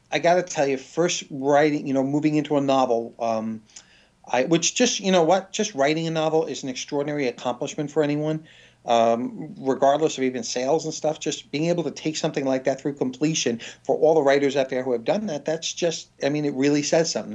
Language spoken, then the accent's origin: English; New York City, New York, United States; also born or lived in Washington; now in London, United Kingdom; originally New York City